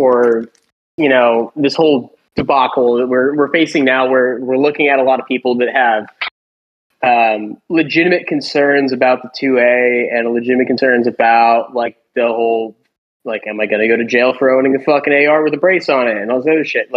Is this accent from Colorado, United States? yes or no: yes; Colorado, United States; moved away; I am from Colorado